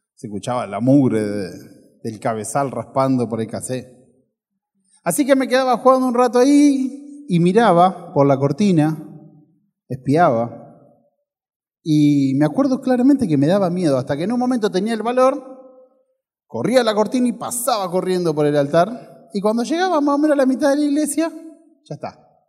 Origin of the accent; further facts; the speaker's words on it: Ferré, Buenos Aires, Argentina; Cuando tenía 6, 7 años, mi mamá trabajaba de secretaria en la iglesia del pueblo donde yo nací, de Ferré